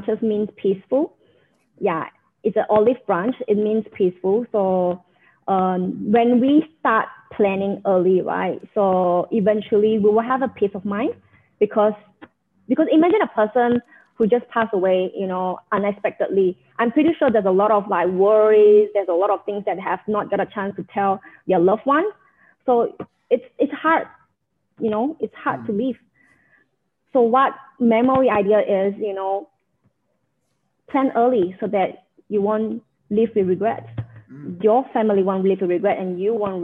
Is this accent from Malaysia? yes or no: yes; Malaysia; also born or lived in Johor, Malaysia / Penang, Malaysia; now in Brunei; I grew up in Malaysia